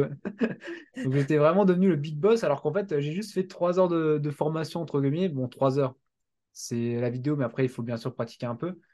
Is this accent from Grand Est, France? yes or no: yes; Strasbourg, Grand Est, France; je viens de Strasbourg